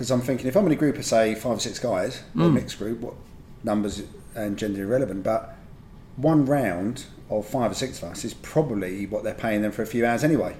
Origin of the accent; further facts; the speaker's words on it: England, United Kingdom; We're all English, right?